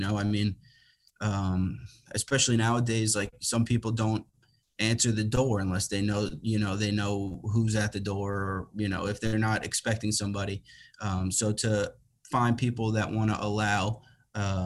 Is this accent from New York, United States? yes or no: yes; Long Island, New York, United States; moved away as an adult; now in Connecticut, United States; I'm from Long Island originally, but I live in Connecticut now, and I've been here since 2018.